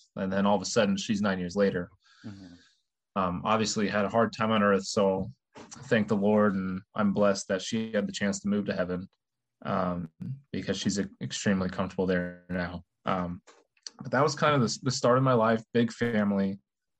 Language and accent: English; Terre Haute, Indiana, United States; I'm one of 20 first cousins who all grew up in Terre Haute, Indiana